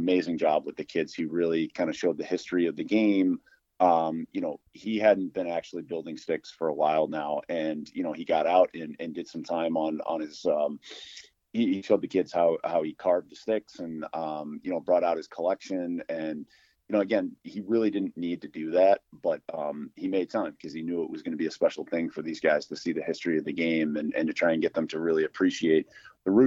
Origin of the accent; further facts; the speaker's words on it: Syracuse, New York, United States; moved away; growing up in upstate New York, growing up in the Syracuse area.